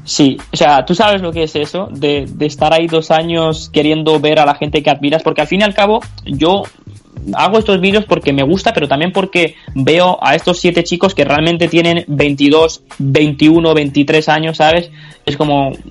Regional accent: Almería, Andalusia, Spain; soy un chico de Almería de 22 años

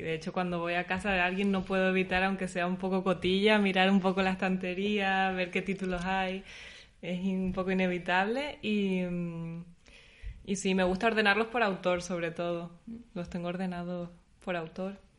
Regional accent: La Palma, Canary Islands, Spain; now in Berlin, Germany; soy de, de La Palma, que es una isla muy pequeña

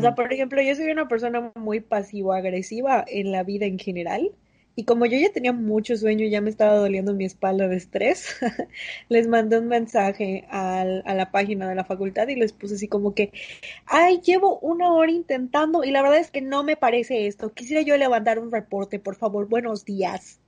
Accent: Mérida, Yucatán, Mexico; yo nací en el Cuculcán

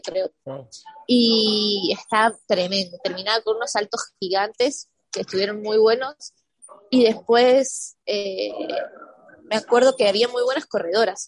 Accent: San Martín de los Andes, Neuquén, Argentina; moved away as an adult; also born or lived in Europe; now in United States; Como soy de San Martín de los Andes, ahí hay eh, centros de esquí, así que esquío desde chiquita también.

